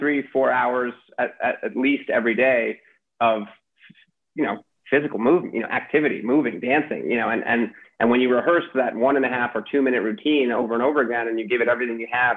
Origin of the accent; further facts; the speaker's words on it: New York City, New York, United States; my childhood growing up in New York City